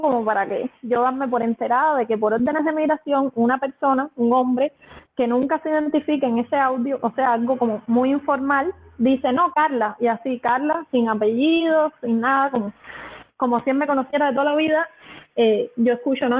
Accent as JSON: {"language": "Spanish", "country": "Cuba", "moved": "as an adult", "said": "yo salí de Cuba en mayo de 2017"}